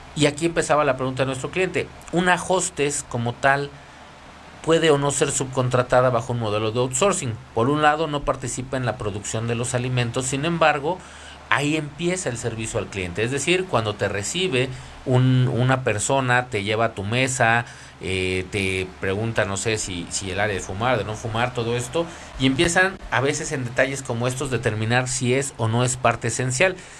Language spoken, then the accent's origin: Spanish; Mexico; nosotros como país